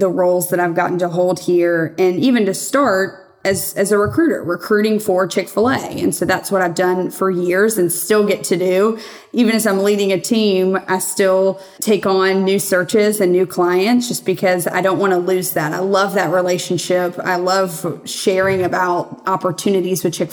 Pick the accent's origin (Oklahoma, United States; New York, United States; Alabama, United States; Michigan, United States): Alabama, United States; Birmingham; born and raised in Birmingham, Alabama.